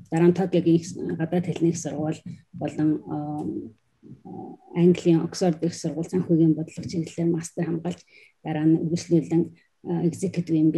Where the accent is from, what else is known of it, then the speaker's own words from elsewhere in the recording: Ulaanbaatar, Mongolia; also born or lived in Czech Republic / Japan; now in London, United Kingdom; би э, Монголд Улаанбаатар төрж өссөн